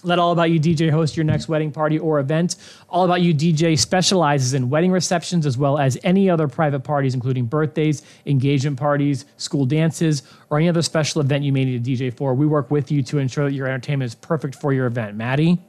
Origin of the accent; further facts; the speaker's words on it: Philadelphia, Pennsylvania, United States; moved away; I'm from Philly